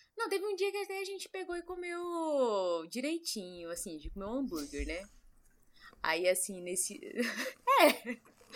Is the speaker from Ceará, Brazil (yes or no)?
no; São Paulo, Brazil; eu, São Paulo.